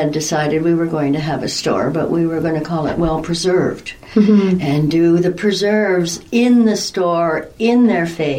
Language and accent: English; Toronto, Ontario, Canada; moved away as an adult; now in Stayner, Canada; I grew up in Toronto with my mom.